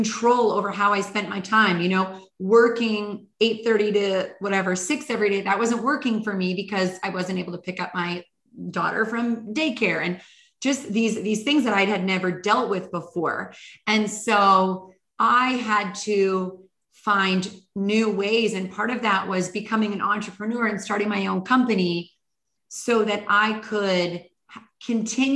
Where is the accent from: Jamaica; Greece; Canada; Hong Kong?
Canada; British Columbia; moved away as an adult; also born or lived in Hawaii / New York City / Istanbul / Los Angeles; I'm originally from British Columbia, Canada